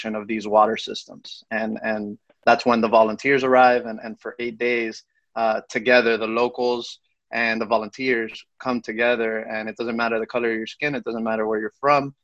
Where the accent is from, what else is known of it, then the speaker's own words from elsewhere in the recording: Miami, Florida, United States; I was born and raised in Miami